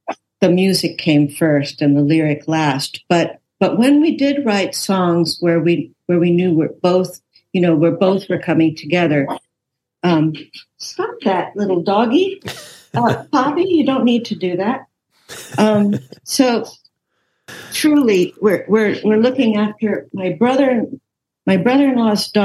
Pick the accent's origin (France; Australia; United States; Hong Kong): United States; I'm an American, but I also come out of that European culture